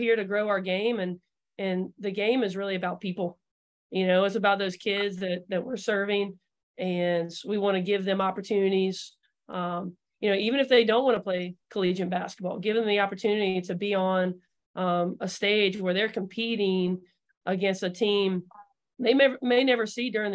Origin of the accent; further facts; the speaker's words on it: Georgia, United States; I grew up in Georgia. Moved here when I was 5, right?